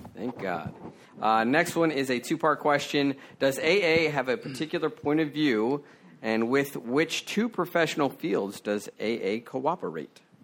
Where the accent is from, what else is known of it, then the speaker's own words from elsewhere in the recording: Maryland, United States; my hometown in Maryland